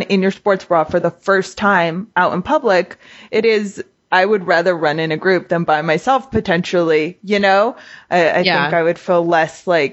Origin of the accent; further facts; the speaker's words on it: Pico Rivera, California, United States; where I grew up in Pico